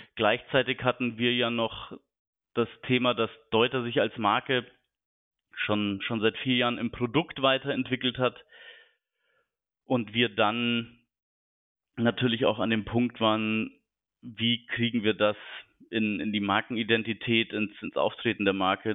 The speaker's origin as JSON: {"language": "German", "town": "Munich", "region": "Bavaria", "country": "Germany", "tie": "born or raised there", "moved": "as an adult", "lives_now": "Hamburg, Germany", "said": "bin 36 Jahre alt, gebürtiger Münchner"}